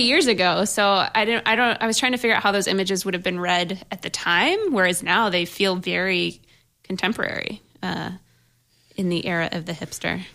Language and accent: English; Buffalo, New York, United States; I'm from Buffalo